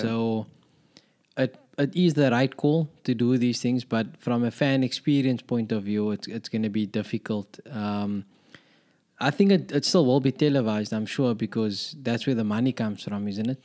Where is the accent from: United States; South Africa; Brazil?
South Africa; as a South African